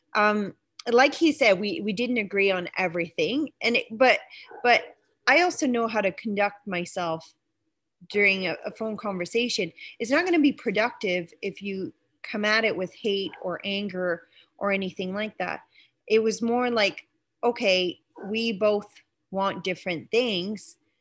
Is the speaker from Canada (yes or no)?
yes; East Coast, Canada; moved away; also born or lived in Saskatchewan; I'm originally from the East Coast, so um, I, you can we kind of grow up more liberal there